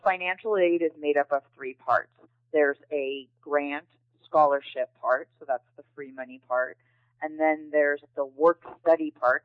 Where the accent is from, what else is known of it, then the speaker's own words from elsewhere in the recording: Chicago, Illinois, United States; moved away as an adult; now in Seal Beach, United States; I'm originally from Chicago, Illinois, and I moved to California uh, right after high school